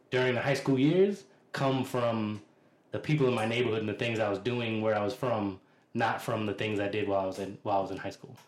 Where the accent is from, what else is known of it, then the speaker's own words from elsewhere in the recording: Boston, Massachusetts, United States; I'm a native Bostonian, so I'm from Dorchester, neighborhood of Boston